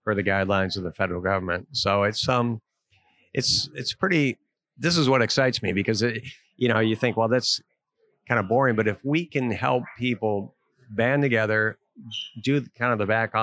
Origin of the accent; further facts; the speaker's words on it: Dearborn, Michigan, United States; moved away as an adult; also born or lived in Indianapolis / Cincinnati / Pittsburgh / Cleveland; I grew up in Dearborn, went to Dearborn High